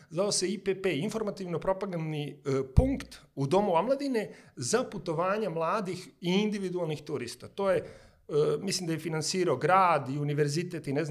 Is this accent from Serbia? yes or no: yes; Smederevska Palanka, Šumadija and Western Serbia, Serbia; moved away as an adult; also born or lived in Belgrade / China; ja sam iz Smederevske palanke i mi smo palančani, kad smo došli u, u Beograd